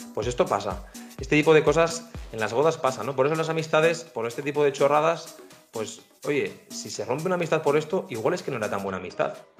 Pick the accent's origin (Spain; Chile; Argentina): Spain; northern Spain; aquí, como somos más norteños, con ese espíritu un poco más cerrado